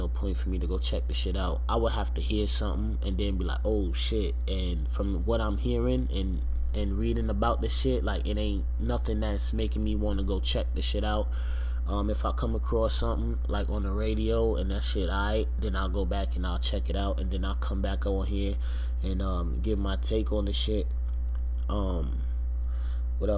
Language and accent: English; New York, United States; I'm from New York